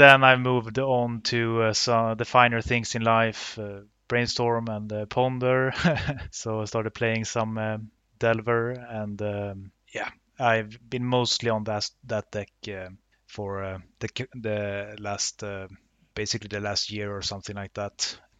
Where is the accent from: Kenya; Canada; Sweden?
Sweden; Luleå, Norrbotten County; English is a second language; now in Uppsala, Sweden; I currently live in Uppsala. I am originally from Luleå, so a little bit more from the north of Sweden.